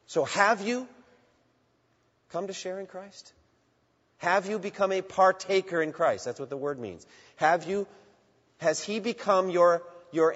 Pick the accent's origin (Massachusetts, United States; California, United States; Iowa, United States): Massachusetts, United States; Boston; I grew up in the Boston area watching the Boston Marathon.